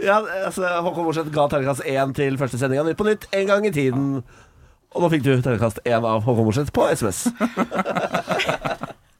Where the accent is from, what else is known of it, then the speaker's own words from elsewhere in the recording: Moss, Østfold, Norway; 32 år, fra Moss i Østfold